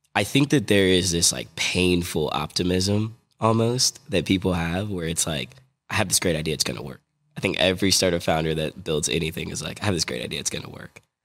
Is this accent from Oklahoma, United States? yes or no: no; Virginia, United States; moved away; also born or lived in New Jersey / New York City / DMV (Washington DC area) / Midwest; I'm a kid from New Jersey. I grew up in Virginia, um, moved to New York City, spent some time in the D M V, and then moved to the Midwest.